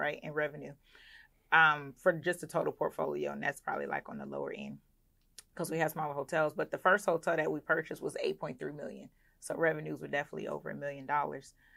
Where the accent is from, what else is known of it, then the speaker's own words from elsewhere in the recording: Clayton County, Georgia, United States; also born or lived in Philadelphia, Pennsylvania; I was raised in Clayton County, Georgia